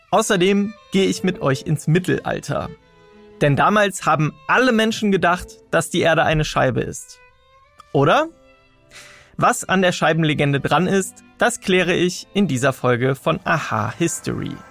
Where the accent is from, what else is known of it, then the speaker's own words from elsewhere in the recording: Bonn, North Rhine-Westphalia, Germany; Heute nehme ich euch mit in meine Geburtsstadt. Denn diese Stadt, die ist weltbekannt. Und zwar nicht, weil ich dort geboren wurde, sondern wegen Ludwig van Beethoven.